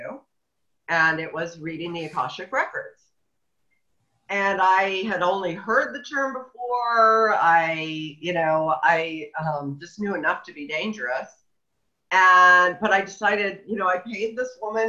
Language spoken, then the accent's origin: English; central Illinois, United States; moved away as an adult; now in Oregon, United States; I was in central Illinois